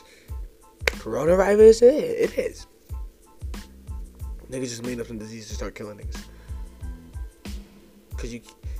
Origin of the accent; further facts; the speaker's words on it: New Jersey, United States; now in upstate New York, United States; I'm from New Jersey